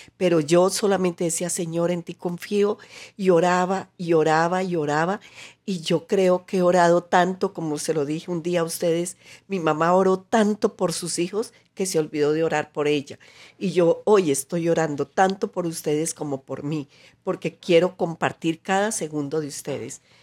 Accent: Colombia

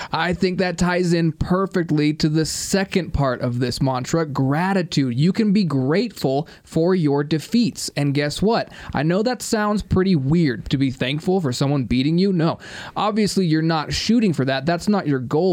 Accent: United States; I'm also an American

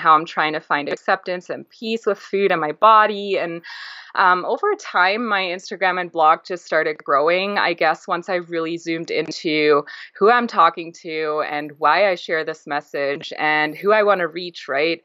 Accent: Germany; I grew up in Europe, in Germany. My family is Greek and very traditional

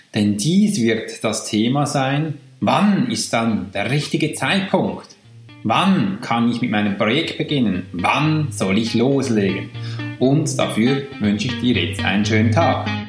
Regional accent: Switzerland; accent: Swiss German; first language Swiss German; German is a second language; also born or lived in near Zürich; bin ich aus der Schweiz

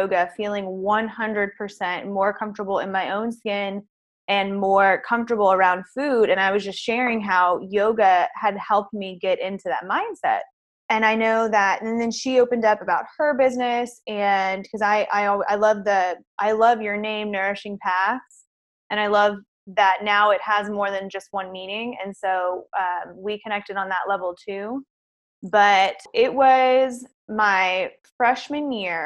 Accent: Houston, Texas, United States; I'm from Houston

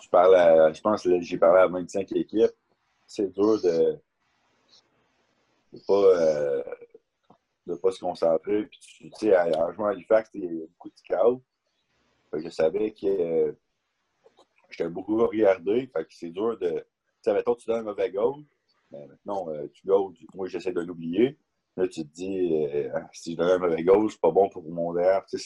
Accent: Berlin, Germany; born there; Mes ah. deux parents sont canadiens, je n'ai pas le droit d'avoir le passeport allemand, euh, même si je suis né à Berlin.

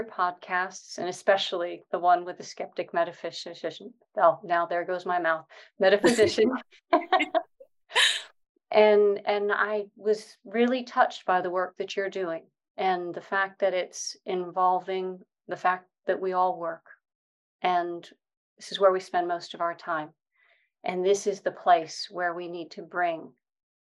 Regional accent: Connecticut, United States; moved away as an adult; now in United Kingdom; I grew up in Connecticut in the States in a bit of a privileged background

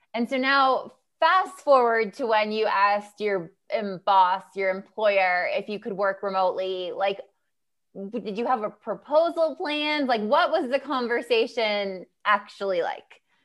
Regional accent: United States; I'm American. I come from the U S

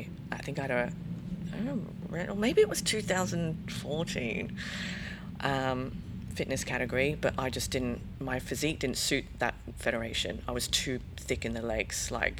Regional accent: England, United Kingdom; accent: hybrid; now in Australia; Yeah, so I'm actually English, believe it or not, listening to me. The hybrid accent, yeah, I am English.

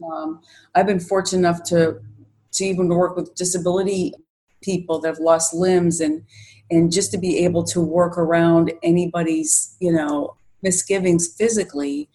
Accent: Pittsburgh, Pennsylvania, United States; moved away as an adult; now in Rochester, United States; I'm originally from Pittsburgh, Pennsylvania, and I moved up here about nine years ago.

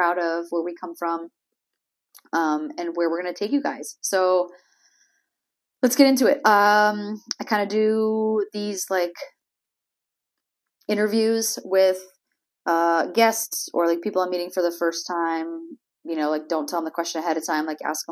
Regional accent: Springfield, Massachusetts, United States; moved away as an adult; also born or lived in Syracuse, New York / Florida; now in Melbourne, Florida, United States; I grew up in Massachusetts in Springfield, Basketball Hall of Fame, shout out. It is not Boston.

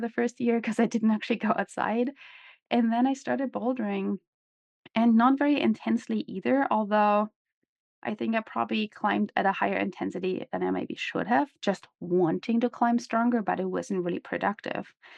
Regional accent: Germany; moved away as an adult; also born or lived in former East Germany / Seattle / Salt Lake City; now in United States; I grew up in Germany, as some of you might know, I was born in former East Germany

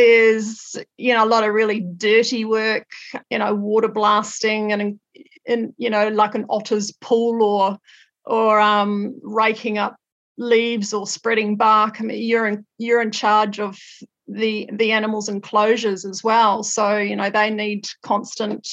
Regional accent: Australia; moved away as an adult; also born or lived in North Island, New Zealand; now in New Zealand; I was born in the North Island of New Zealand, and then my family moved to Australia when I was 10, and then I lived in Australia for 20 years.

